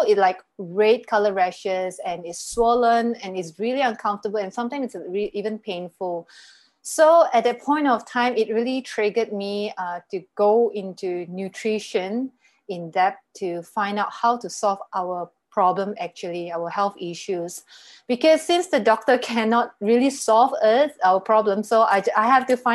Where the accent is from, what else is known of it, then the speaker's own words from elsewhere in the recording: Malaysia; I'm from Malaysia, and currently I'm based here